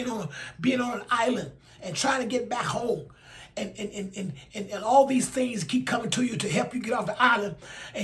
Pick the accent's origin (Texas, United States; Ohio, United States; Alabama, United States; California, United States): Alabama, United States; in Alabama, in my home state